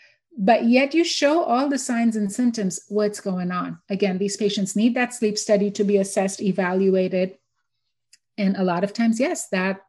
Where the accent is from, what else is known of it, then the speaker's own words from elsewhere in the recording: India; now in Houston, United States; So I grew up in India. I'm born and raised in India